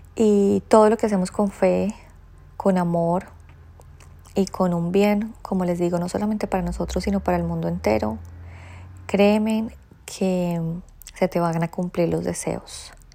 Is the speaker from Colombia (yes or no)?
yes; Colombia; moved away as an adult; now in Australia; hay tradiciones que aún me traigo de mi tierrita, hay tradiciones que me siguen gustando, hay otras que deseché, pero esta tradición colombiana se las quiero compartir porque incluso yo desde que llegué a Australia